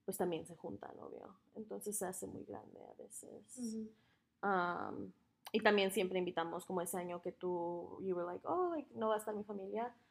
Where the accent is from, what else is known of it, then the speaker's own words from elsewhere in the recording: Mexico; yo like, wait, sí somos de México, relájate.